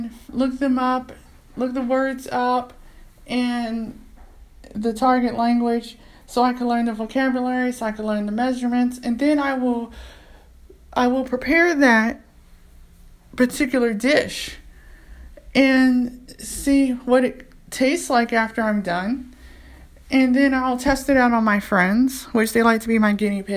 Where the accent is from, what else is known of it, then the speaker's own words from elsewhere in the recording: United States; I'm an American. I'm from America